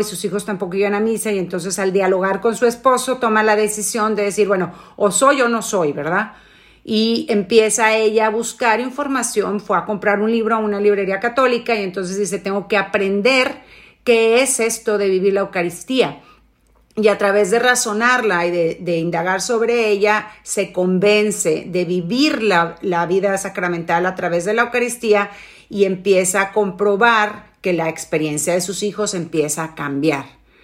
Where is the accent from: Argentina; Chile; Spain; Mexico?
Mexico